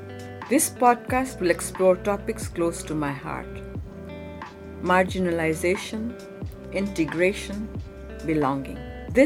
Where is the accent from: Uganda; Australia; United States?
Uganda; Kampala; moved away as an adult; also born or lived in London, United Kingdom; now in Canada; I was born in 1949 in Kampala, Uganda, in Africa, to a family of Indian descent. In 1972, our family was exiled from Uganda, along with 80,000 others of South Asian descent.